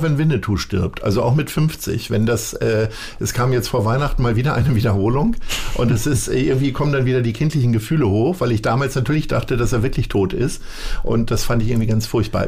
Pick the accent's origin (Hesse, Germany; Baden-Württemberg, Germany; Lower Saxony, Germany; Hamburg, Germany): Lower Saxony, Germany; Stadthagen; moved away; ich bin aufgewachsen in, in Niedersachsen in Stadthagen